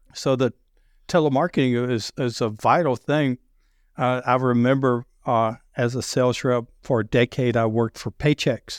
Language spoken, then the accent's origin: English; the South, United States; accent: deep Southern; I have a deep Southern accent